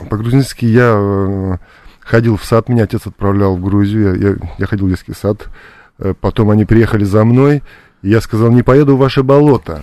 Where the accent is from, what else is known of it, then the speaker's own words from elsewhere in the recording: Buryatia, Russia; also born or lived in Georgia; я вырос э, в России, локально в Бурятии, моя малая родина